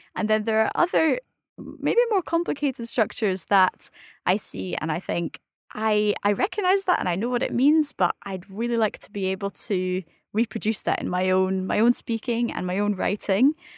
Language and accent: English; Scotland, United Kingdom; I'm Scottish, I'm not a native French speaker